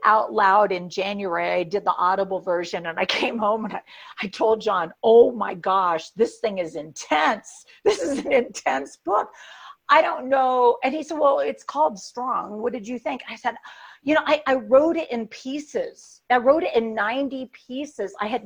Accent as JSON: {"language": "English", "country": "United States", "said": "we in the American church"}